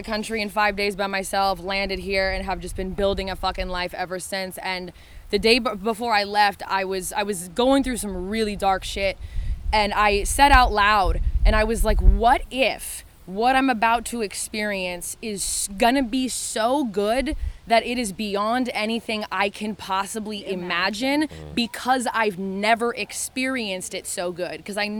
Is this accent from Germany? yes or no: no; Oregon, United States; moved away as an adult; also born or lived in Los Angeles, California; now in near Nashville, United States; I am from Oregon, though. When I moved out here a few months ago